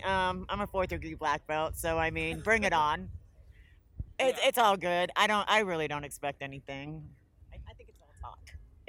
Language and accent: English; Fort Walton Beach, Florida, United States; Fort Walton Beach, Florida.